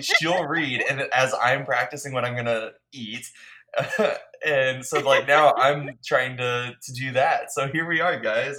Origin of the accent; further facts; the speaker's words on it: United States; I'm so American